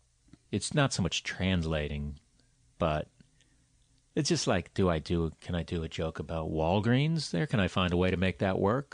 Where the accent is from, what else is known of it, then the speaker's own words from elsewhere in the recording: United States; But I guess they also know that I'm American